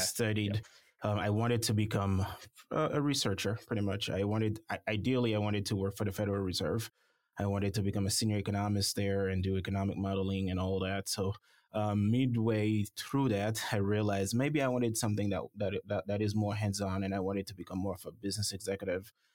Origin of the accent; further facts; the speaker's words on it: Haiti; moved away as an adult; also born or lived in Florida / Alabama / Michigan / North Dakota; now in Paducah, United States; I'm originally from the Caribbean, um, Haiti specifically.